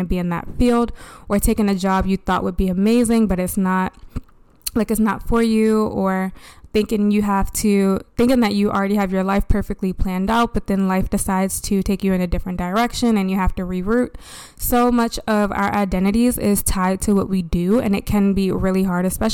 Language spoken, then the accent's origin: English; Baltimore, Maryland, United States; born or raised there